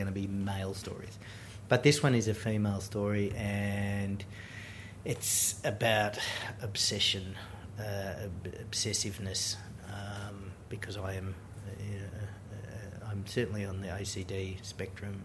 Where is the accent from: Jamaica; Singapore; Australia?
Australia; being an Australian filmmaker